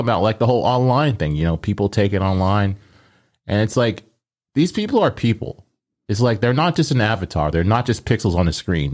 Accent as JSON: {"language": "English", "town": "Omaha", "region": "Nebraska", "country": "United States", "tie": "born or raised there", "said": "growing up, I always said pop 'cause I grew up in Omaha."}